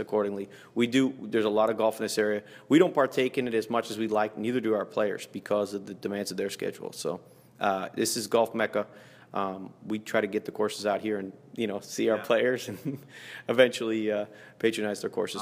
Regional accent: Toronto, Ontario, Canada; moved away as an adult; now in Fort Myers, United States; I grew up in Toronto

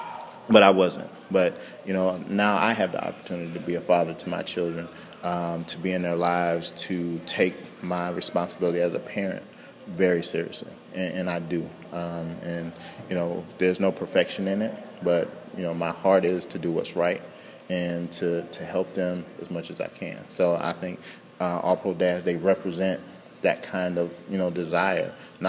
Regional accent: Central Florida, United States; I'm from Central Florida

